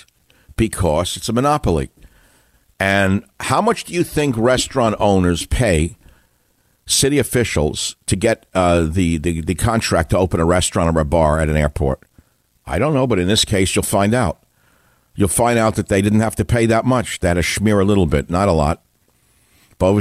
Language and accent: English; New York City, New York, United States; now in San Francisco, United States; I'm originally from New York City